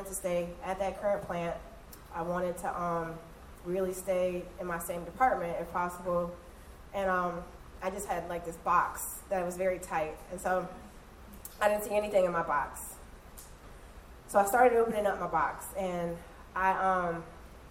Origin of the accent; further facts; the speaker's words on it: Michigan, United States; moved away as an adult; also born or lived in St. Charles Parish, Louisiana; now in Louisiana, United States; I'm originally from Michigan, and I moved down here.